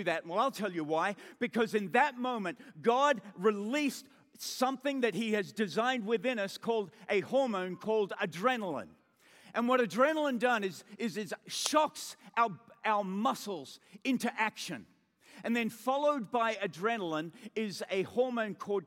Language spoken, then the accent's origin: English; Australia; accent: Australian; being an Australian, we say awe just like